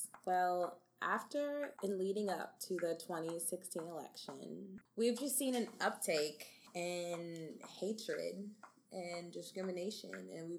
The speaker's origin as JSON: {"language": "English", "town": "Cary", "region": "North Carolina", "country": "United States", "tie": "born or raised there", "said": "I grew up in Cary, North Carolina, but because of my dad's job, we moved around a ton."}